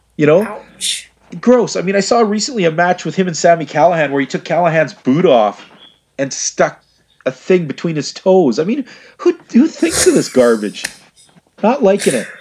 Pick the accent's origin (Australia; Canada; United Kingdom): Canada; gentle Canadian souls